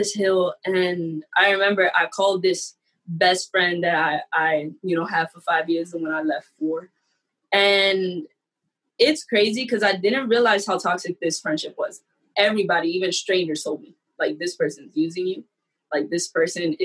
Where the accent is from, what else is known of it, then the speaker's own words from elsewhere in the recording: New York City, New York, United States; I'm from the Bronx. And so my college was upstate New York